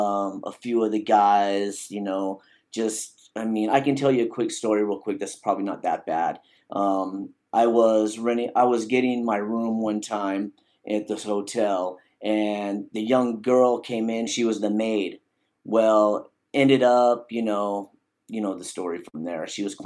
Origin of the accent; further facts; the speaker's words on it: Arizona, United States; born there; also born or lived in Alaska; Background is, I was born in Arizona. That's where I reside now. I'm back in Arizona and, moved to Alaska.